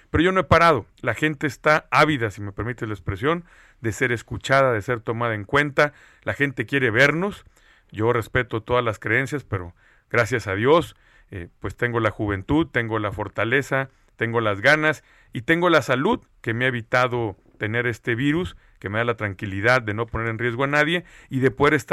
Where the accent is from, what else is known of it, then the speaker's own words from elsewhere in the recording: Sinaloa, Mexico; lo que somos los sinaloenses. ¿Y qué somos los sinaloenses principalmente, Sergio? Somos eh, gente de campo, somos agricultores, campesinos, pescadores, acuacultores